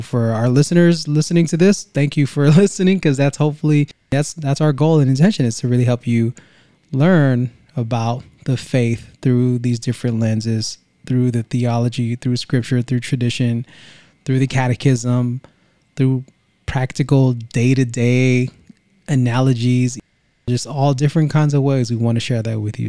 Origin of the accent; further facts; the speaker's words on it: Vallejo, California, United States; now in Greenville, United States; we are Originally from Vallejo, Saint Basil's is our roots in Vallejo, California in the seven oh seven